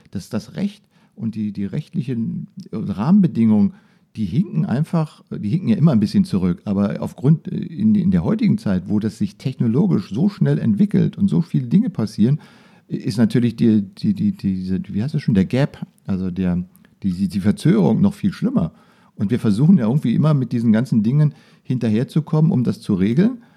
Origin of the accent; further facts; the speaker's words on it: Germany; genauso bei uns in Deutschland